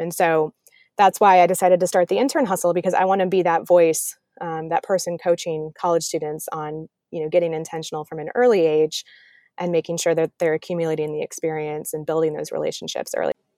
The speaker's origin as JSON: {"language": "English", "area": "Wisconsin and Illinois", "region": "Midwest", "country": "United States", "tie": "born or raised there", "said": "I grew up in the Midwest, um, Wisconsin and Illinois, um, split my childhood between the two of those states"}